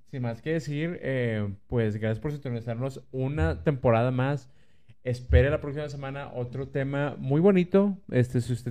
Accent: Monterrey, Nuevo León, Mexico; si usted es regio, también díganos, yo soy regio y lo viví así, lo viví igual que ustedes.

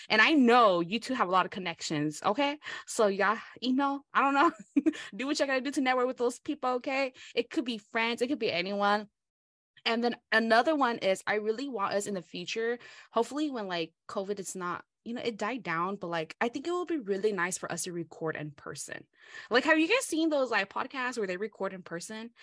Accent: United States; first language Hmong; English is a second language; I'm American

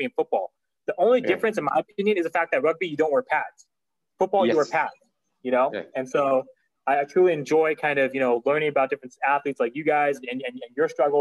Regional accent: California, United States; I'm from California, but my parents are from Pakistan. So I'm Pakistani descent. Pakistani American

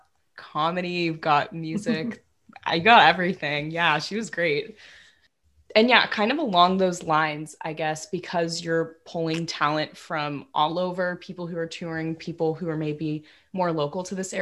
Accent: Los Angeles, California, United States; moved away as an adult; now in Santa Barbara, United States; I was born and raised in Los Angeles

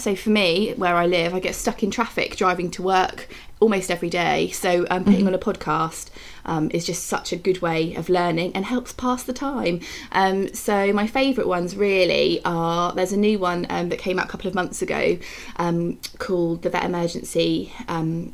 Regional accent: Oxfordshire, South East England, United Kingdom; accent: English; now in Buckinghamshire, United Kingdom; I am from Oxfordshire in England originally, but I'm living in Buckinghamshire at the moment

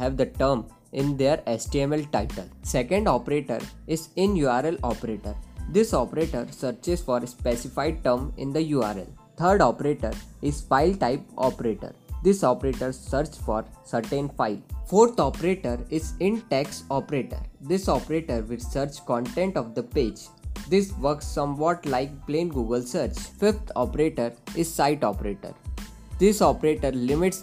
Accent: Indore, Madhya Pradesh, India; I am from Indore itself. I have done my schooling from Daisy Dale School, Indore.

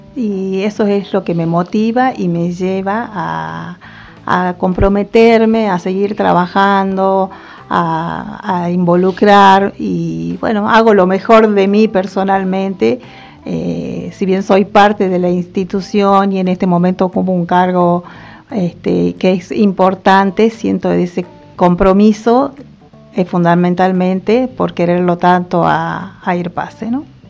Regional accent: Salta, Argentina; moved away as an adult; also born or lived in Tucumán; yo soy salteña

